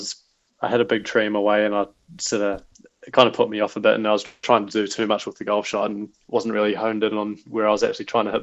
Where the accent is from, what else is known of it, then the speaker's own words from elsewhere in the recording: Wellington, New Zealand; Oh, 100%. I mean, I just look back to my days playing, you know, Miramar Golf Club out by the airport, and you get these 50, 60K southerlies